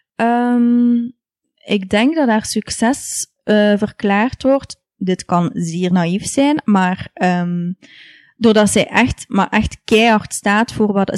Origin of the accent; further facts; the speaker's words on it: Ghent, Flanders, Belgium; ik ben opgegroeid in Gent. En mijn ouders zijn allebei afkomstig uit Genk. Dus eh, ik ben hier geboren in Gent en, en getogen.